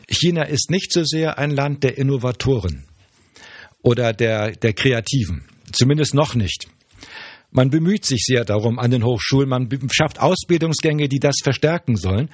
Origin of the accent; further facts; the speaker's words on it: Germany; als Deutscher